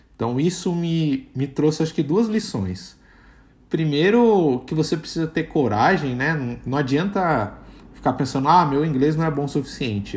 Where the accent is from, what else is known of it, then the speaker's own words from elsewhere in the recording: Brazil; accent: Brazilian; eu tenho sotaque de brasileiro